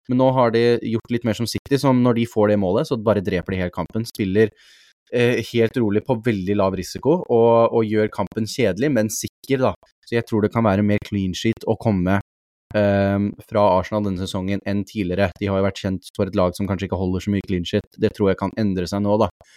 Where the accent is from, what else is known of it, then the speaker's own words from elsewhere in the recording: Norway; som nordmenn